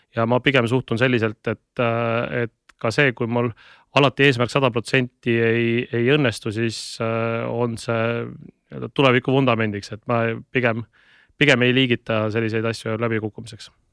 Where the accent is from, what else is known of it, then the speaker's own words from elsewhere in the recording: Tallinn, Harju County, Estonia; also born or lived in Tartu; ma elasin äh, lapsena Õismäel